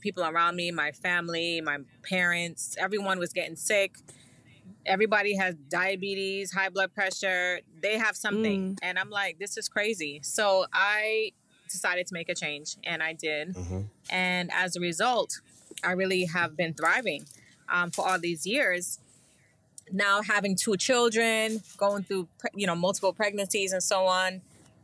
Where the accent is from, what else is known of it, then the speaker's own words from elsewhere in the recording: New York City, New York, United States; I'm from Brooklyn.